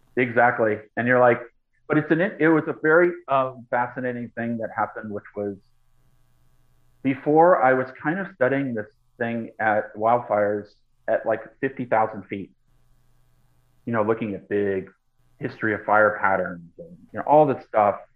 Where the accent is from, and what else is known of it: Boston, Massachusetts, United States; born or raised there; moved away as an adult; now in Los Angeles, United States